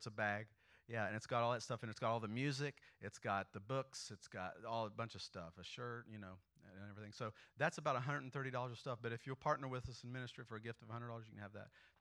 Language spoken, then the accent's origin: English; Indiana, United States; we're from Indiana.